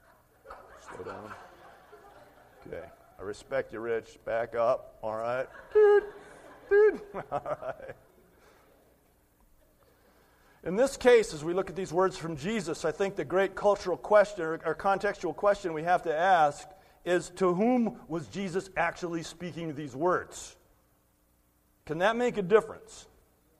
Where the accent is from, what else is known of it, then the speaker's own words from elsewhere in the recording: United States; we make as American Christians